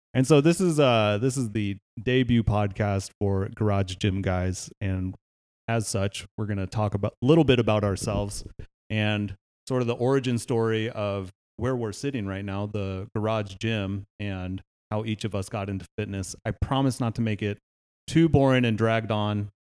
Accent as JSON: {"language": "English", "town": "Palo Alto", "region": "California", "country": "United States", "tie": "born or raised there", "said": "I grew up in Palo Alto, California"}